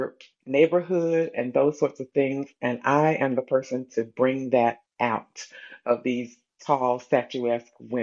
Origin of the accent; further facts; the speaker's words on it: Bluefield, West Virginia, United States; now in North Carolina, United States; I am originally from Bluefield, West Virginia, but I currently reside in North Carolina